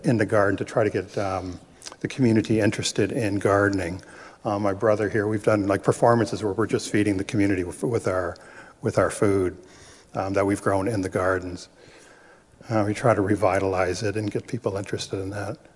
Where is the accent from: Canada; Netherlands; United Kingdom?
Canada; Rama First Nation, Ontario; now in Bridgenorth, Canada; I'm also from Rama, but I live in Bridge North, which is a town just a little bit north of Peterborough.